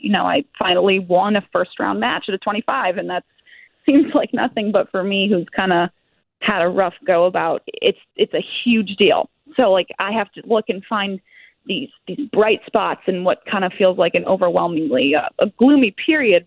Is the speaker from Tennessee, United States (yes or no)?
no; Ohio, United States; I'm from Ohio